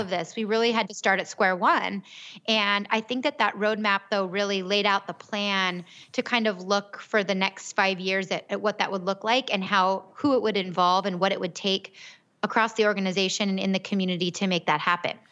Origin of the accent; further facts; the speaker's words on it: Gilbert, Arizona, United States; I'm actually from Gilbert. I grew up here.